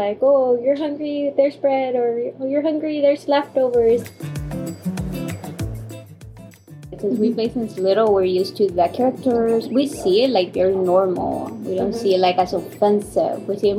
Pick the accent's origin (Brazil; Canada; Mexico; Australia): Mexico; Reynosa, Tamaulipas; We're from Reynosa, Tamaulipas, in Mexico.